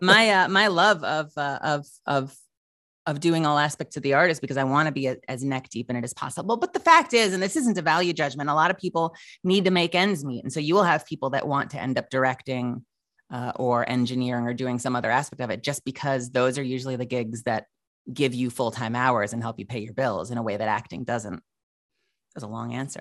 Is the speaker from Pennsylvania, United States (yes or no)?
no; Huntington Station, New York, United States; also born or lived in Manhattan, New York; raised for the better part of my childhood out on Eastern Long Island